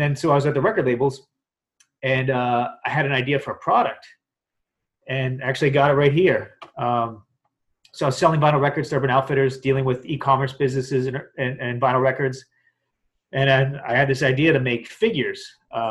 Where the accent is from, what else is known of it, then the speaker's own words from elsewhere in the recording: Pittsburgh, Pennsylvania, United States; moved away as an adult; also born or lived in Washington, D.C.; I grew up in Pittsburgh, Pennsylvania, and graduated from University of Pittsburgh